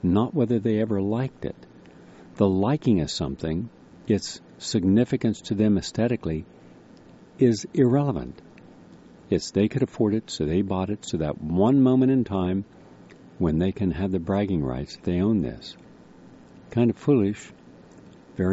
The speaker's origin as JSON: {"language": "English", "town": "Parkersburg", "region": "West Virginia", "country": "United States", "tie": "born or raised there", "said": "home I grew up in on Covert Street in Parkersburg, West Virginia."}